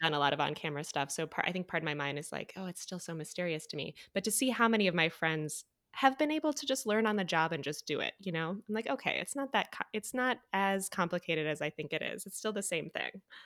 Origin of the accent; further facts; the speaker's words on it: Midwest, United States; moved away as an adult; also born or lived in Evansville; now in New York, United States; I was from the Midwest